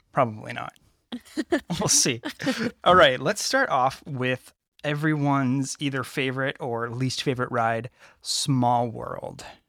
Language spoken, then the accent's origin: English; Napa, California, United States; my hometown I grew up in Napa